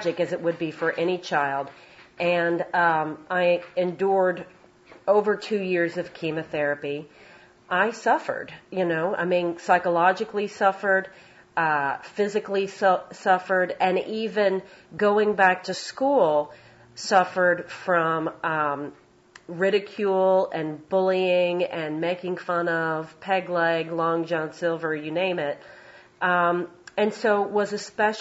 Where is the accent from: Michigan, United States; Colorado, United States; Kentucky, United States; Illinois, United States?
Kentucky, United States; Louisville; moved away as an adult; also born or lived in Chicago / Boston; I came from Louisville, Kentucky, in a Southern Baptist conservative household